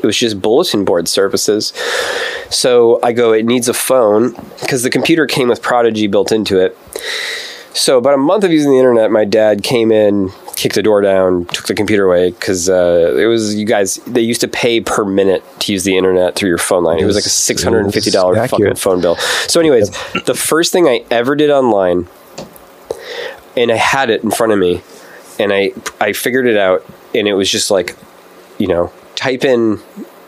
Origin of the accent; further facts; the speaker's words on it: Midwest, United States; we're from the Midwest